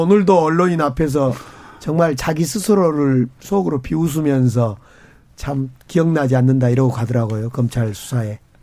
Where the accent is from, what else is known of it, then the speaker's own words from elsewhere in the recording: Gwangju, South Korea; 광주, 이제 저희 광주 출신이고